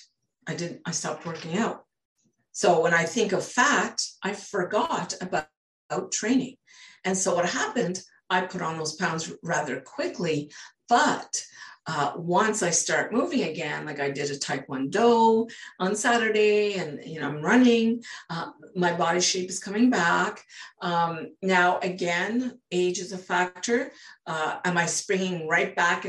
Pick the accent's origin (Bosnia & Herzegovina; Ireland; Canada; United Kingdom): Canada; British Columbia; I'm from British Columbia, Canada.